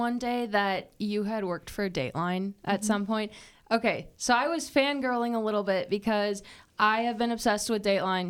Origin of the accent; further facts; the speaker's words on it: Wisconsin, United States; I mean, I'm from Wisconsin, so I make that 5-hour drive between here and there